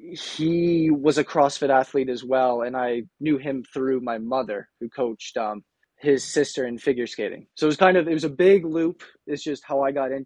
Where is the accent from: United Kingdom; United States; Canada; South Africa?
Canada; Kemptville, Ontario; I'm from Kempville, Ontario